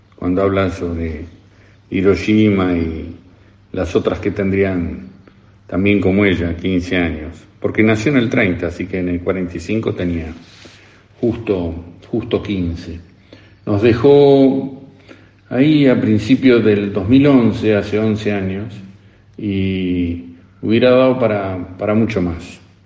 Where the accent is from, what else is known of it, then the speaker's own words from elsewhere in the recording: Argentina; De no haber sido argentinos